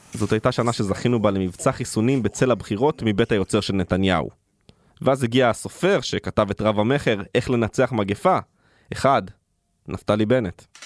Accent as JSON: {"language": "Hebrew", "country": "Israel", "tie": "born or raised there", "said": "כילד שגדל בקיבוץ בשנות ה-90"}